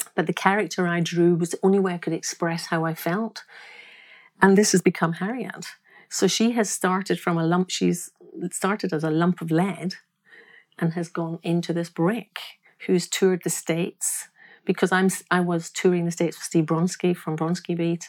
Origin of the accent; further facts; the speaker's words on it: Glasgow, Scotland, United Kingdom; I am from Glasgow. I'm born, I was born in Scotland